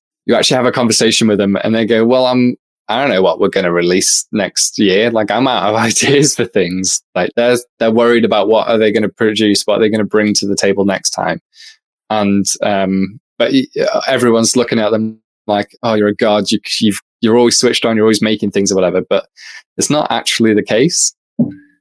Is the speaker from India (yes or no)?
no; United Kingdom; accent: British; I'm politely British